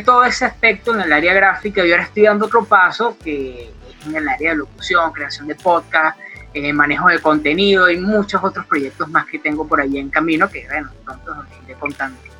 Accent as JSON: {"language": "Spanish", "country": "Venezuela", "also_born_or_lived": "Colombia", "moved": "as an adult", "said": "cuando yo salgo de Venezuela y llego en este caso a Colombia"}